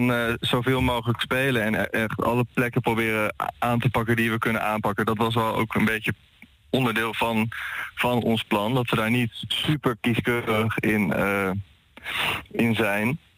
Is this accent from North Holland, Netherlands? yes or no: yes; Haarlem, North Holland, Netherlands; We komen uit Haarlem en we hebben nu vooral ook in Haarlem gespeeld.